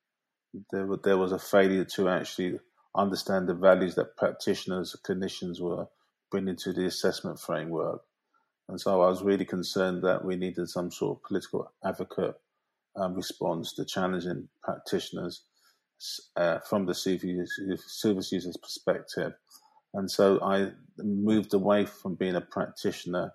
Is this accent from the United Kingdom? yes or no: yes; London, United Kingdom; I grew up in South London, Peckham, which is a hugely complex, multiracial, diverse area